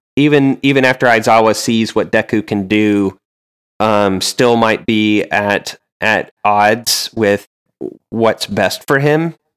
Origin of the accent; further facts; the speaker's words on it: the South, United States; I am from the South, I've lived in the South